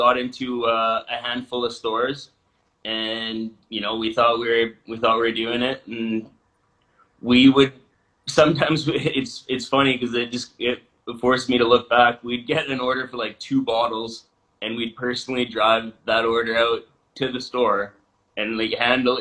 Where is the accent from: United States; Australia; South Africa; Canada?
Canada; Vernon, British Columbia; a store in Vernon where we're from